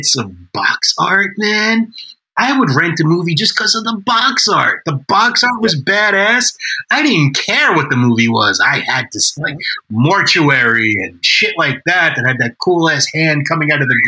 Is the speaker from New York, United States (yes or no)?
yes; New York, United States; I'm Italian and I grew up in New York